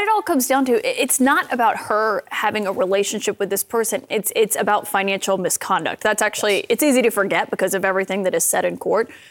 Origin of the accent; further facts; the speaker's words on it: Alabama, United States; Alabama, my home state